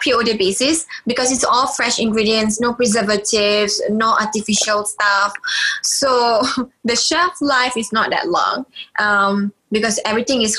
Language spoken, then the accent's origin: English; Malaysia; being Malaysian